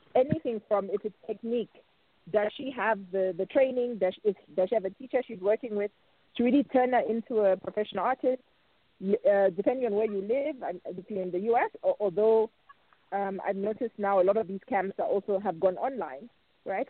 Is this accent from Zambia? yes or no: yes; Zambia; moved away; my my home country